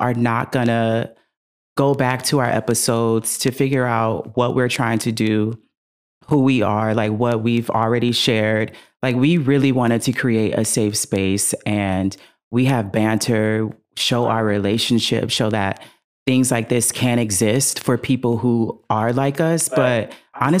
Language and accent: English; the Valley, California, United States; accent: Valley Girl; because we are from the Valley.